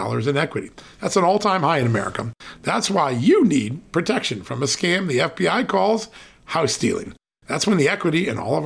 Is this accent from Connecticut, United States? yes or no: yes; Connecticut, United States; now in Virginia, United States; In the state I grew up in, Connecticut